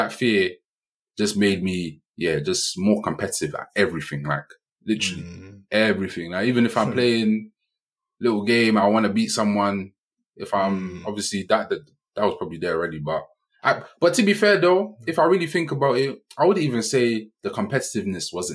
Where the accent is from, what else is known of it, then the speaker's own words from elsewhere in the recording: London, United Kingdom; growing up in Hackney